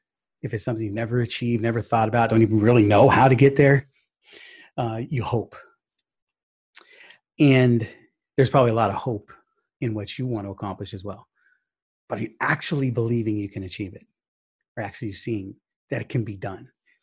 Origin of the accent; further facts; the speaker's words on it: Sacramento, California, United States; or basketball player growing up in Sacramento market, Arco Arena was where it's at.